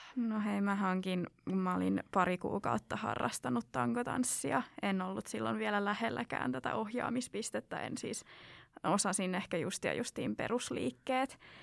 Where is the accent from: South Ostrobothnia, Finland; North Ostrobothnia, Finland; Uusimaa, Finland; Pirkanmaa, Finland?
South Ostrobothnia, Finland; kun on itse sieltä Etelä-Pohjanmaalta, niin on aika eri murrettausta